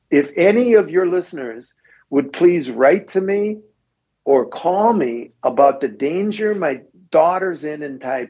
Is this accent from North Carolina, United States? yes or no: no; Wisconsin, United States; I'm from Wisconsin